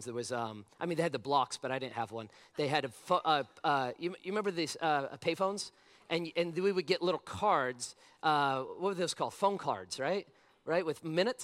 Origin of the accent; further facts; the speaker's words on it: Las Vegas, Nevada, United States; I was 15 years old, born and raised in Vegas